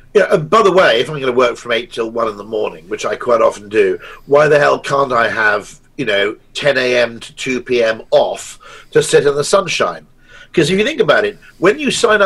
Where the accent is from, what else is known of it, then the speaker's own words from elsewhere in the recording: United Kingdom; I'm a Brit